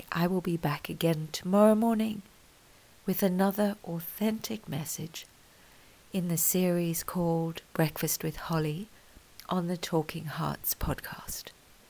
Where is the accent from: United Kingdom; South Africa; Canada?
South Africa; I am proudly South African. I am also proudly British. And I gave birth to two beautiful human beings in Australia.